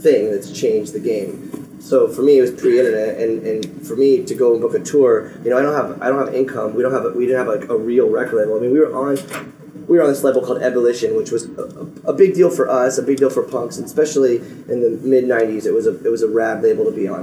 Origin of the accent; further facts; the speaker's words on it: Phoenix, Arizona, United States; I grew up in Phoenix